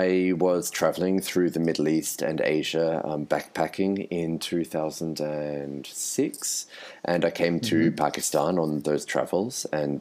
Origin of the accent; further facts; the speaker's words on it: Sydney, New South Wales, Australia; also born or lived in Melbourne, Australia; I'm originally from Australia. I grew up in Sydney and I spent a lot of time working and living in Melbourne